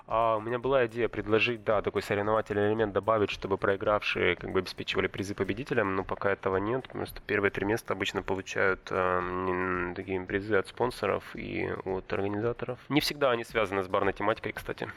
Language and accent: Russian; Sochi, Krasnodar Krai, Russia; moved away; Я вырос в Адлере, там субтропики, и там чай растет